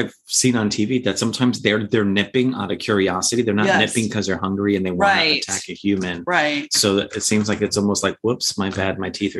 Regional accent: United States; growing up in Long Island Sound

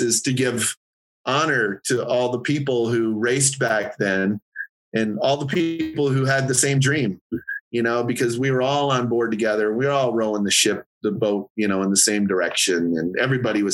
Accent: Michigan, United States; I was from Michigan

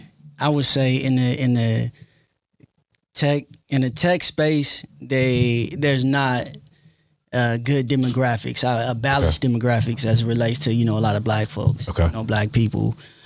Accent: Compton, California, United States; I'm originally from Compton, California.

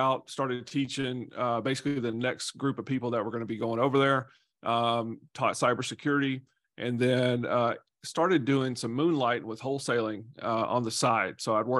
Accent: Nashville, Tennessee, United States; So I grew up in Nashville, Tennessee.

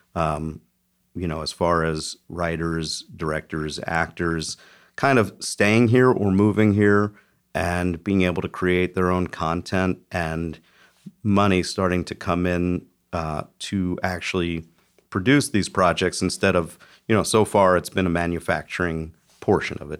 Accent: Philadelphia, Pennsylvania, United States; moved away; I grew up in, in Philly

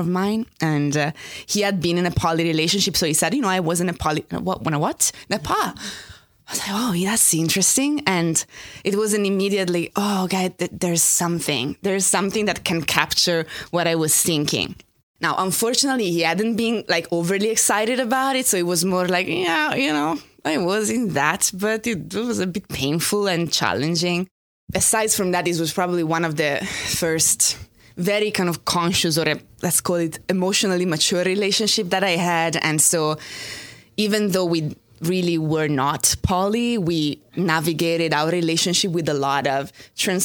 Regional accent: Italy; English is a second language; moved away as an adult; now in New York, United States; I grew up in Italy. I only moved here 12 years ago.

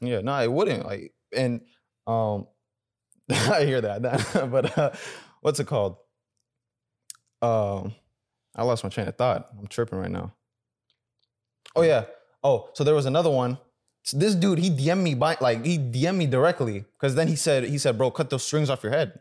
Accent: United States; also born or lived in Sudan; growing up in America

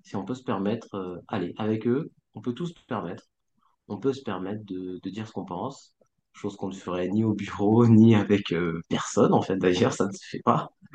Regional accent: France; comme j'ai grandi en France et que mes parents ne m'ont pas euh, enseigner la langue, ni le mandarin

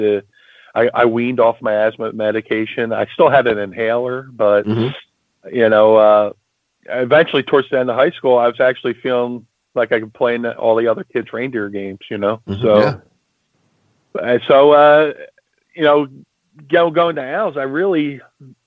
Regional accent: Atlantic City, New Jersey, United States; also born or lived in Philadelphia, Pennsylvania; growing up in Atlantic City, I would go to the doctors like once a week

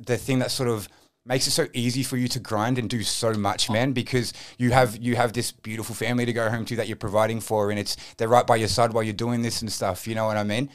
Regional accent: Frankston, Victoria, Australia; I grew up in the Southeast. I'm a Frankston boy

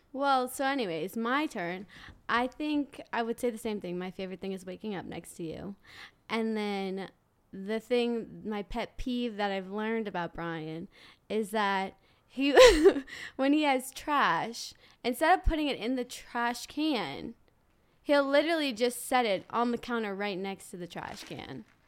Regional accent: New Orleans, Louisiana, United States; I'm from New Orleans, Louisiana

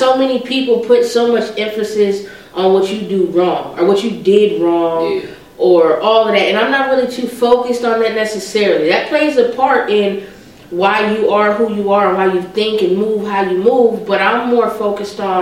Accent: San Diego, California, United States; moved away as an adult; also born or lived in Sacramento, California; now in Dayton, United States; I'm from San Diego, born and raised. That's my hometown.

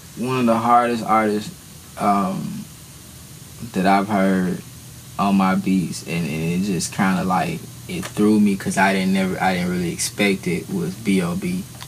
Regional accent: Atlanta, Georgia, United States; I'm from Atlanta, located in Atlanta.

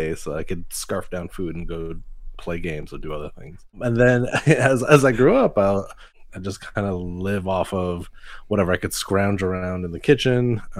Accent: Montreal, Quebec, Canada; I was born here in Montreal

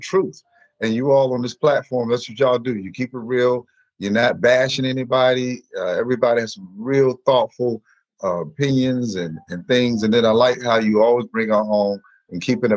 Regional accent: New Bern, North Carolina, United States; moved away; also born or lived in Newport News, Virginia / Los Angeles; I'm originally from New Bern, North Carolina, proud country boy, but by way of Newport News, the 757

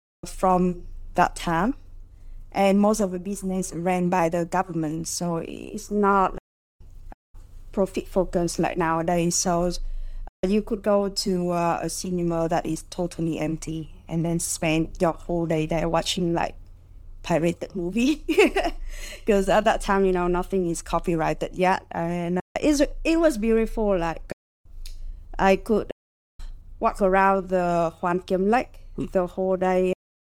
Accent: Hanoi, Vietnam; Growing up in Hanoi is interesting in its own way.

